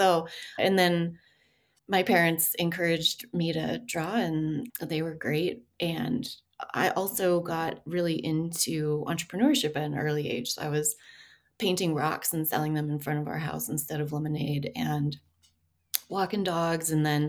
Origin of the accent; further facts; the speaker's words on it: Denver, Colorado, United States; also born or lived in Bellvue, Colorado; now in Greeley, United States; I grew up in Denver.